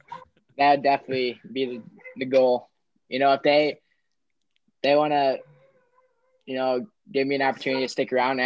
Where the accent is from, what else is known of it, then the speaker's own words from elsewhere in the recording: Carol Stream, Illinois, United States; I'm from Carroll Stream